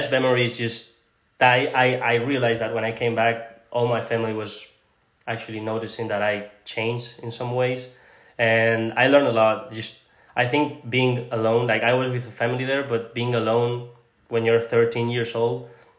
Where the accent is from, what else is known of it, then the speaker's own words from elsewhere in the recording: Spain; also born or lived in Panama / Egypt / Tunisia; And yeah, well, I was born in Panama. I don't remember much about Panama because I moved to Egypt after that. And then after Egypt, I moved to Tunisia. And then when I was like 5 years old or something like that, I went to Spain.